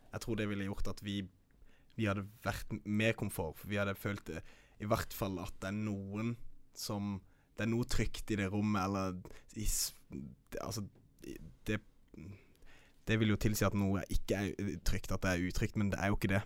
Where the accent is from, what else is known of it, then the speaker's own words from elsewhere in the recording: Kristiansand, Agder, Norway; moved away; also born or lived in Oslo; jeg er herifra. Jeg er fra Kristiansand